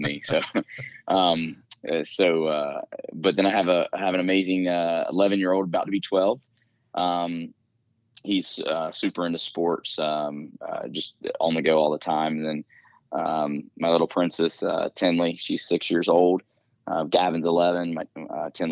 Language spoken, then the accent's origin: English; Greenville, South Carolina, United States; moved away as an adult; now in Reading, United States; I was born and raised in the northwest corner in Greenville, South Carolina area is my hometown